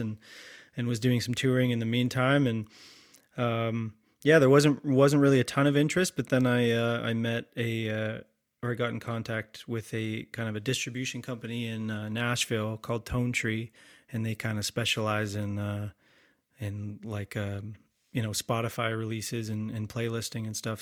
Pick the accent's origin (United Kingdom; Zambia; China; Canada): Canada; London, Ontario; moved away as an adult; also born or lived in Boston / New York / Toronto; now in Creemore, Canada; I'm from London, Ontario originally